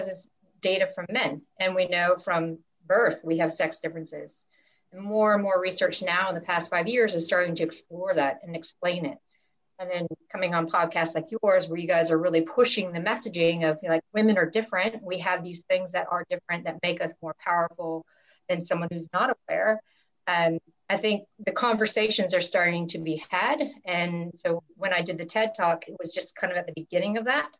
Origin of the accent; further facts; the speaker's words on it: United States; growing up in the States